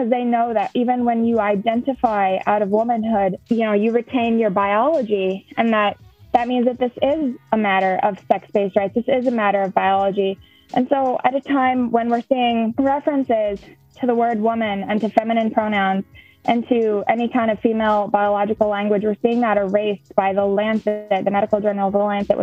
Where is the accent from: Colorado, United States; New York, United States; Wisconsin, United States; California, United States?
Wisconsin, United States; La Crosse; I'm from the La Crosse area of Wisconsin.